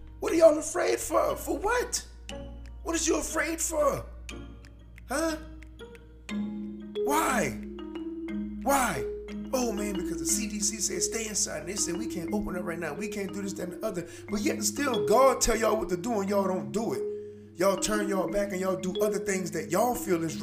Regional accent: United States; Us as American people

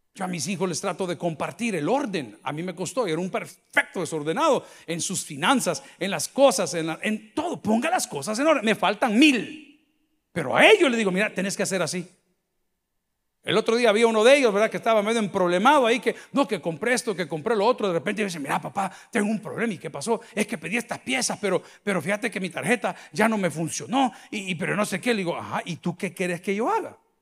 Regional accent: El Salvador; nosotros como salvadoreños hemos cambiado muchísimo.

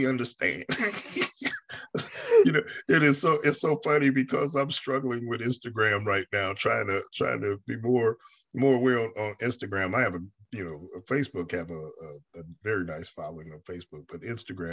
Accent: New York, United States; now in the South, United States; I'm a native New Yorker. I was born in New York

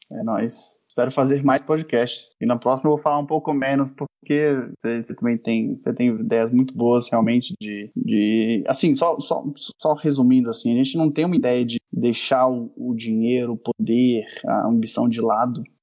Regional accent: Brasília, Federal District, Brazil; a gente é de Brasília, caso as pessoas não sabem, a gente é aqui de Brasília

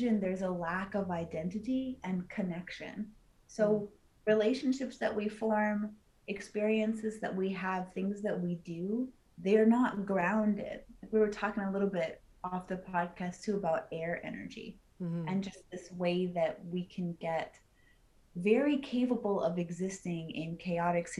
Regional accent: Los Angeles, California, United States; I was born and raised in Hollywood, which is where diet culture comes from

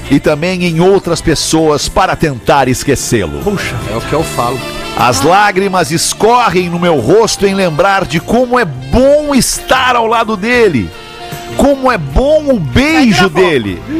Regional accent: Blumenau, Santa Catarina, Brazil; Eu sou de Blumenau, Santa Catarina e gostaria de contar a minha história com o meu namorado

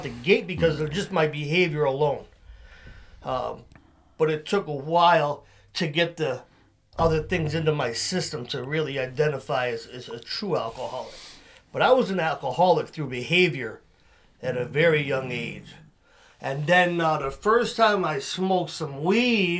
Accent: Waterbury, Connecticut, United States; I'm from Waterbury.

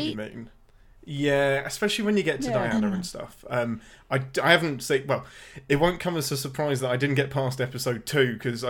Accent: England, United Kingdom; I'm the only English person in the world that despises The Crown.

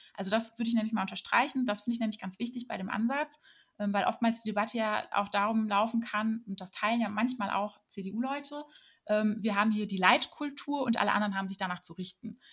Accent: Germany; wir Deutsche

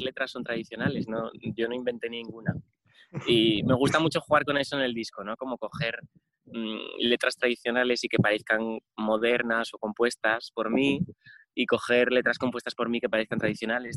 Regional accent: Oviedo, Asturias, Spain; born or raised there; also born or lived in Rodiezmo, León

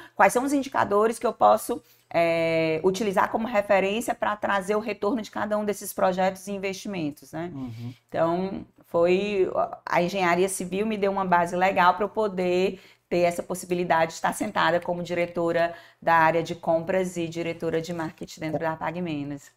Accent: Fortaleza, Ceará, Brazil; eu nasci numa casa que ficava em Antônio Bezerra. E era casa, com quintal, com pé de siriguela

